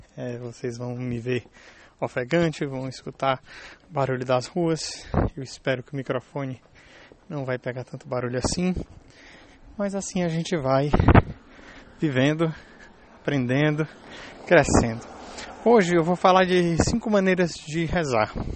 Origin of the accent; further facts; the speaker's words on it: Brazil; now in Germany; Eu sou brasileiro, estou morando na Alemanha